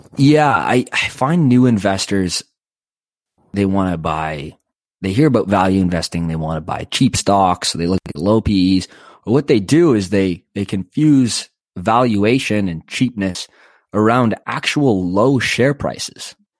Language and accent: English; Canada; I'm Canadian